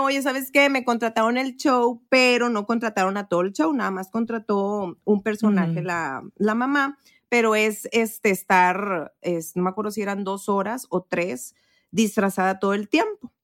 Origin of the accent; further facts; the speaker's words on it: Matamoros, Tamaulipas, Mexico; moved away; allá en Matamoros, mi rancho, mi pueblito hermoso